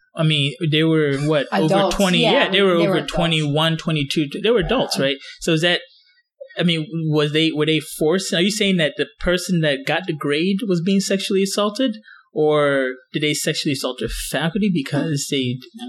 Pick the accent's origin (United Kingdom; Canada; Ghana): Ghana; Because I'm from Ghana, okay? Not Nigeria.